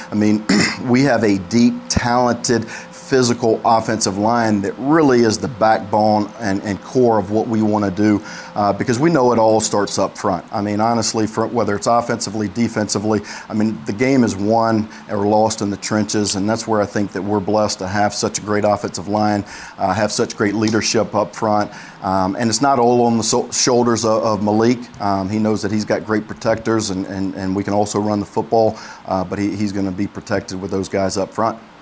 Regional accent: Montgomery, Alabama, United States; I'm from Alabama, Montgomery guy

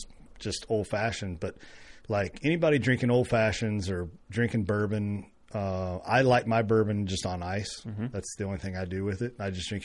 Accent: near Woodford Reserve and Wild Turkey, Kentucky, United States; moved away; I grew up 5-6 miles from, you know, Woodford Reserve and 10

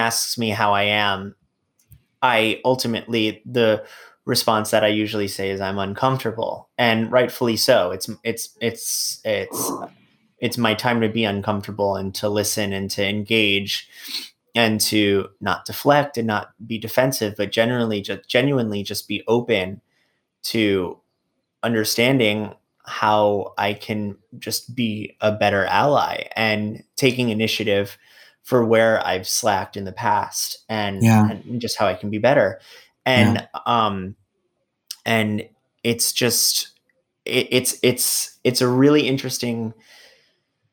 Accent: New York City, New York, United States; I'm a New Yorker. I love being here. I don't want to leave New York ever

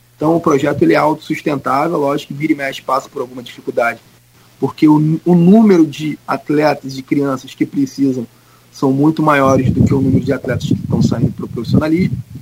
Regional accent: Belford Roxo, Rio de Janeiro, Brazil; also born or lived in Cabo Frio; nasci em Cabo Frio, mas fui muito cedo para a Baixada Fluminense. E em Belfor Roxo, onde eu morei muito tempo da minha vida, quase que a minha infância toda

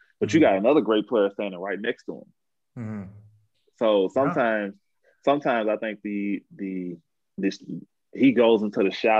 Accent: New Orleans, Louisiana, United States; No, I'm from New Orleans.

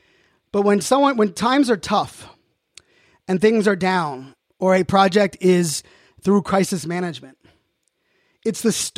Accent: Pittsburgh, Pennsylvania, United States; I know most of you know I'm a proud Pittsburgh Steeler, Pittsburgh sports fan, born and raised in Pittsburgh.

